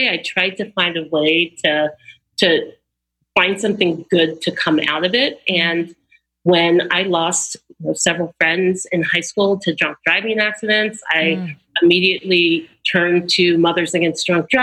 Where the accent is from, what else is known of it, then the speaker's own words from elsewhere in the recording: Austin, Texas, United States; growing up in Austin, Texas